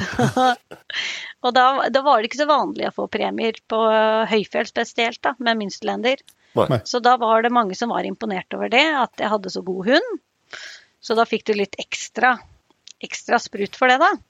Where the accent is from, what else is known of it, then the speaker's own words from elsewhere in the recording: Lillehammer, Innlandet, Norway; moved away as an adult; also born or lived in Ås; now in Haugalandet, Norway; Jeg er oppvokst på Lillehammer